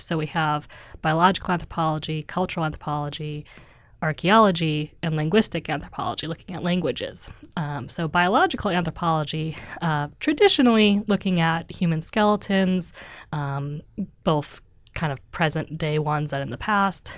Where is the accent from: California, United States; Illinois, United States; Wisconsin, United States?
Wisconsin, United States; moved away as an adult; also born or lived in Missouri / Pittsburgh; now in Oslo, Norway; So I'm originally from Wisconsin, which is a state in the Midwest